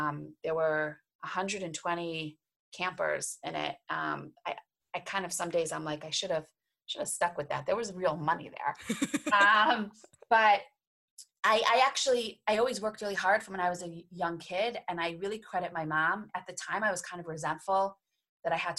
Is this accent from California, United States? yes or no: no; Cleveland, Ohio, United States; I'm from Cleveland, Ohio